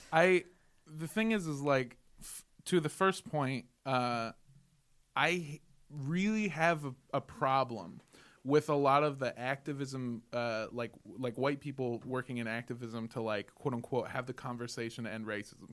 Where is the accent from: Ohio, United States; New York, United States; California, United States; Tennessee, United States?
California, United States; Los Angeles; also born or lived in Indio, California; I grew up in Los Angeles. I went to schools in Los Angeles